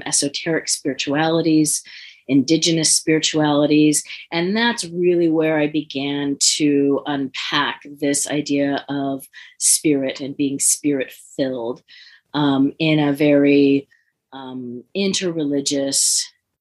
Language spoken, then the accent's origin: English; San Francisco Bay Area, California, United States; I grew up in the San Francisco Bay Area